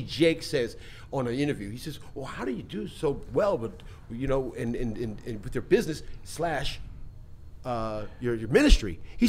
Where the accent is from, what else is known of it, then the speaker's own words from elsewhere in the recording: Philadelphia, Pennsylvania, United States; moved away; also born or lived in South Central Los Angeles; I'm from Philadelphia anyway.